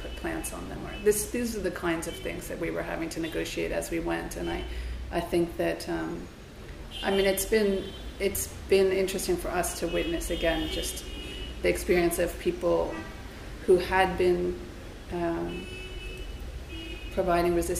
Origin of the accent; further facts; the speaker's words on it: United States; now in Cairo, Egypt; I'm American